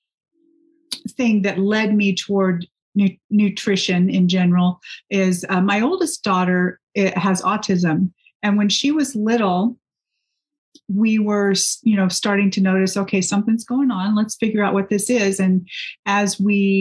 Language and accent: English; Texas, United States; I grew up in Texas, and those roots sometimes grab a hold of me